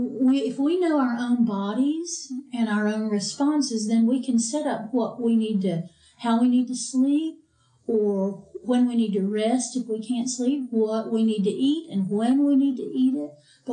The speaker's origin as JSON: {"language": "English", "country": "United Kingdom", "said": "It's hereditary because I'm from the British Isles and we traditionally don't have very good teeth."}